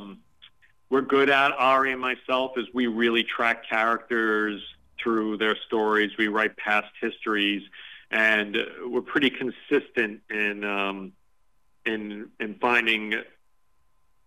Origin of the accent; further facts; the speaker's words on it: New York City, New York, United States; when I was a kid growing up in Coney Island